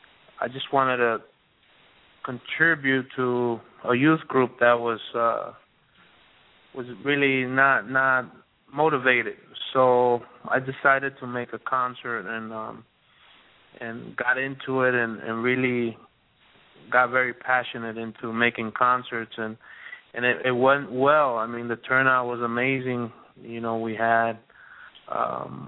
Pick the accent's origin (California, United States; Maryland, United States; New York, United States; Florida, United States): New York, United States; Born in New York with Dominican descent